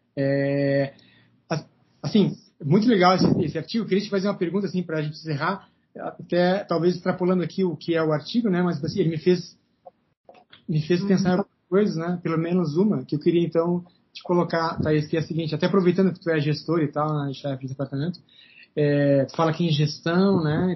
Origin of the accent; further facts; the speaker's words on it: Pelotas, Rio Grande do Sul, Brazil; now in Brasília, Brazil; sou de Pelotas, né? Eu, sou, eu nasci lá